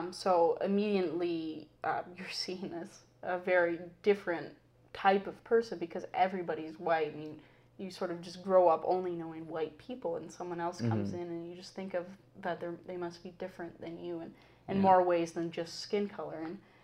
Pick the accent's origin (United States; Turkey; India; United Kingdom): India; they don't realize that I am Indian, but because I'm look per se white